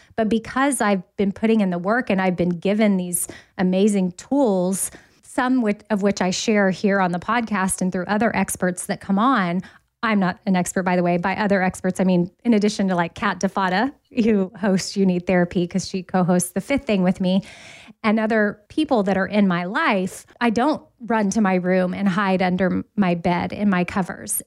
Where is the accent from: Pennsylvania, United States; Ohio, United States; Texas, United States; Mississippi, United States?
Texas, United States; Austin; now in Nashville, United States; Austin, which is my hometown